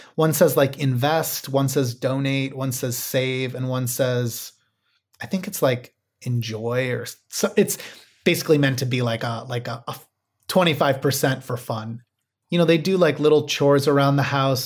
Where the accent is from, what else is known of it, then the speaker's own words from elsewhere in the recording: Midwest, United States; I grew up in the Midwest